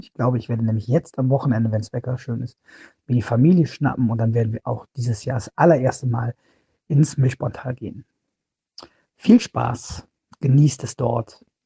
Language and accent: German; Cologne, North Rhine-Westphalia, Germany; Wir sind aus Köln